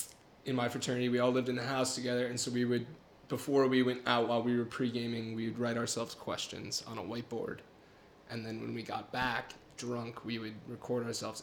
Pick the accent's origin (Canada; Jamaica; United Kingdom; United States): United States; Grosse Pointe, Michigan; moved away as an adult; now in Chicago, United States; I'm from Grosse Pointe, Michigan.